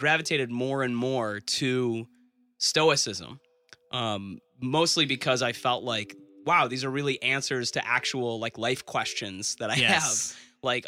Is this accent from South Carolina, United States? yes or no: no; Detroit, Michigan, United States; I grew up in Metro Detroit